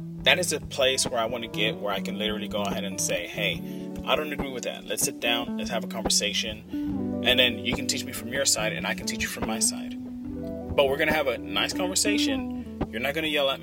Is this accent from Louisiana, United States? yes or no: no; Oakland, California, United States; We're from Oakland, California.